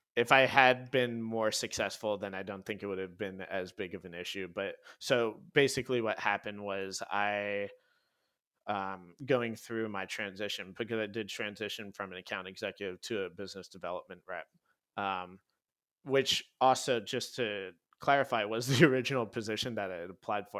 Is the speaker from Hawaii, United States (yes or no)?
yes; Hawaii, United States; moved away; I grew up in Hawaii